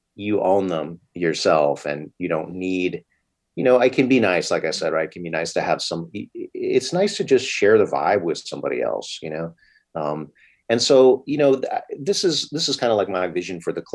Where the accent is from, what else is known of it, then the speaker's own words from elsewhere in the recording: East Coast, United States; moved away; I'm from the East Coast myself.